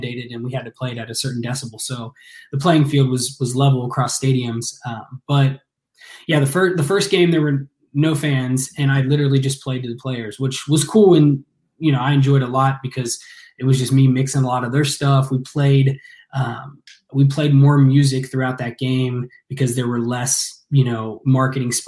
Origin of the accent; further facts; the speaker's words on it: Ross, Ohio, United States; I grew up out in the country, you know, out in Ross, right. Ohio.